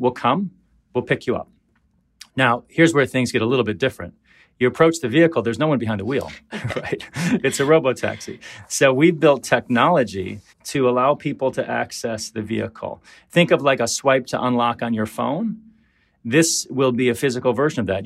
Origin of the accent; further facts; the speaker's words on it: Detroit, Michigan, United States; When I was growing up in Detroit in the seventies